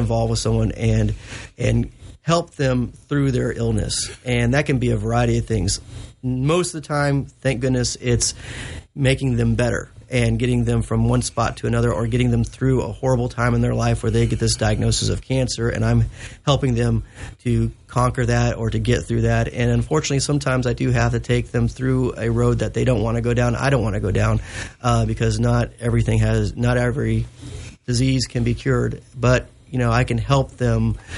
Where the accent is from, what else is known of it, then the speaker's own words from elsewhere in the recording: Elizabethtown, Kentucky, United States; I grew up in Elizabethtown, spent a lot of time on Ruff and Nolan.